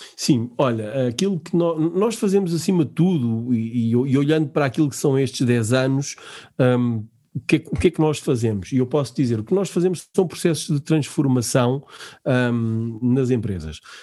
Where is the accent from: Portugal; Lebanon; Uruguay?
Portugal; nós, enquanto portugueses